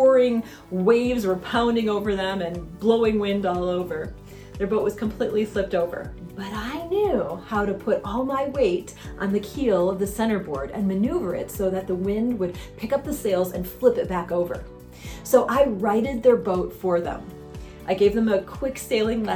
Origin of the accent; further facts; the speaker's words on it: Michigan, United States; now in Southern California, United States; I grew up in Michigan on a little inland lake called Higgins Lake.